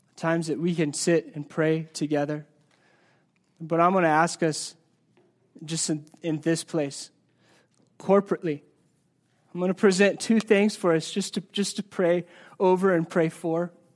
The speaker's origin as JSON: {"language": "English", "town": "Ordway", "region": "Colorado", "country": "United States", "tie": "born or raised there", "said": "growing up in Ordway, Colorado"}